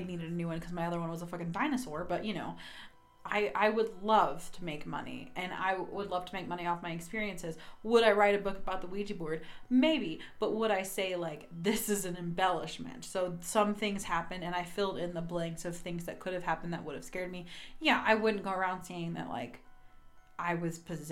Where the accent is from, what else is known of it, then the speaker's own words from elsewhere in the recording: the South, United States; accent: southern; My southern accent comes out a lot when I drink